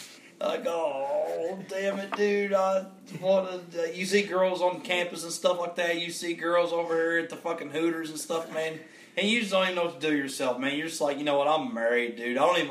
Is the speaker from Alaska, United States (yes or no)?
no; near Knott County, Kentucky, United States; I'm from close to where you're from